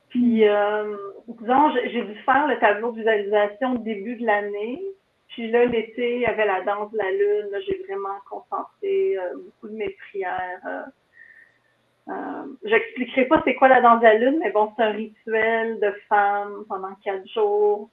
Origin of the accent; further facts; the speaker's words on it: Kiamika, Quebec, Canada; je viens de Mont-Laurier, d'un petit village de Kamika, près de Mont-Laurier.